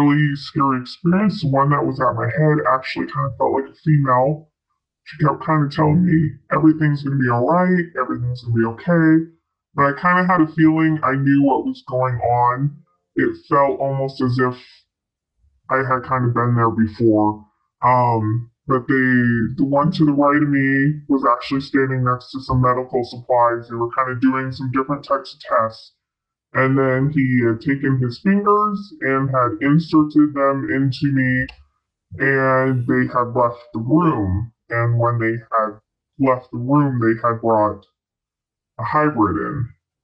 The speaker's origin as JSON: {"language": "English", "region": "Midwest of the United States", "country": "United States", "tie": "born or raised there", "said": "I grew up kind of in the Midwest of the United States, so kind of in the Corn Belt, kind of Tornado Alley"}